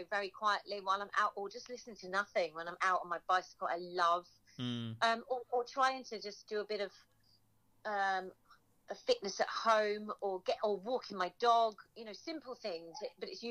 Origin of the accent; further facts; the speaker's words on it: Suffolk, East of England, United Kingdom; moved away; also born or lived in London; I was born in Suffolk